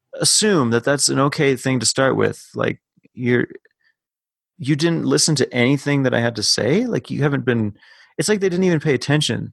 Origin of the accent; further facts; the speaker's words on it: Minnesota, United States; as a Minnesotan